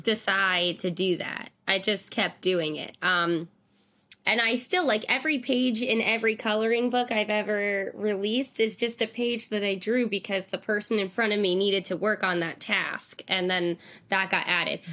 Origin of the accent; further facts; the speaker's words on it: New York City, New York, United States; I'm from Staten Island